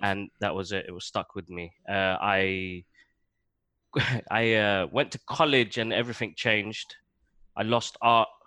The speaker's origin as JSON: {"language": "English", "region": "London", "country": "United Kingdom", "tie": "born or raised there", "moved": "as an adult", "lives_now": "Waltham Cross, United Kingdom", "said": "I grew up in Tottenham."}